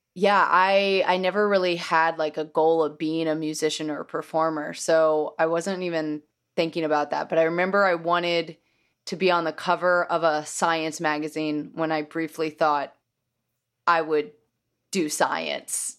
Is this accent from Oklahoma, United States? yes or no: yes; Oklahoma City, Oklahoma, United States; moved away as an adult; also born or lived in New York; growing up in Oklahoma